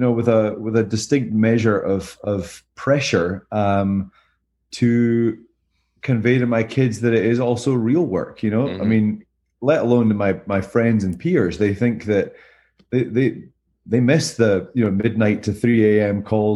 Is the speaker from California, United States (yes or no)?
yes; California, United States; now in Greenville, United States; We're in Greenville from Southern California.